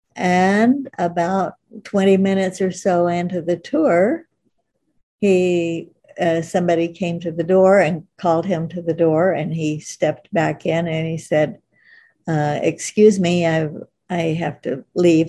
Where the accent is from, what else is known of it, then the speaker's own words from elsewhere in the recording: Oklahoma, United States; moved away as an adult; also born or lived in Africa; now in California, United States; I grew up in Oklahoma